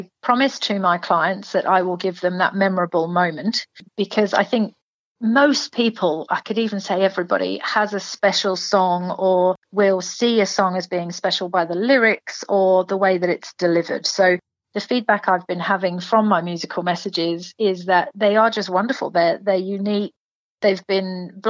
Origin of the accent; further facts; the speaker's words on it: England, United Kingdom; now in Toowoomba, Australia; So obviously from my accent, so I'm from England.